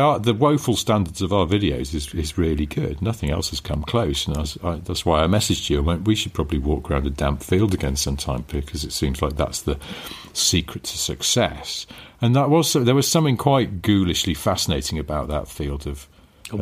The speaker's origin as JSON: {"language": "English", "region": "England", "country": "United Kingdom", "said": "I'm English"}